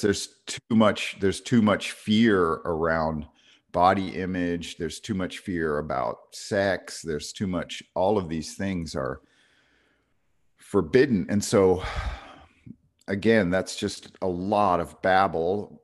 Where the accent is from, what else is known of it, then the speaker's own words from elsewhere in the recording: New York, United States; even at thirteen growing up in New York